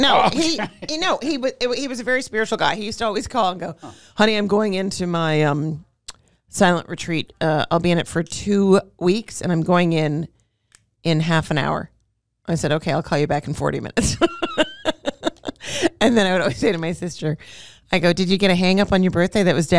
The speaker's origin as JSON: {"language": "English", "town": "Montreal", "region": "Quebec", "country": "Canada", "tie": "born or raised there"}